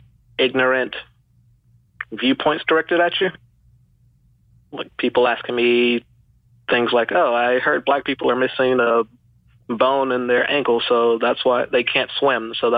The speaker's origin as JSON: {"language": "English", "region": "Georgia", "country": "United States", "tie": "born there", "said": "Born in Georgia."}